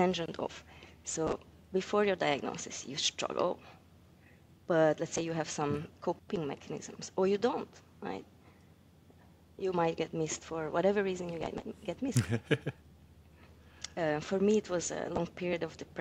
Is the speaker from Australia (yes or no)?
no; Hungary; moved away; I'm from Hungary